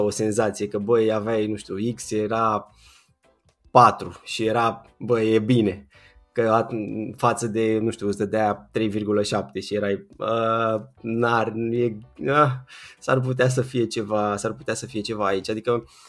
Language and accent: Romanian; a commune near Bucharest, Giurgiu County, Romania; moved away as an adult; now in Bucharest, Romania; nu sunt din București, sunt uh, dintr-o comună de pe lângă București, uh-huh. la vreo 20 de kilometri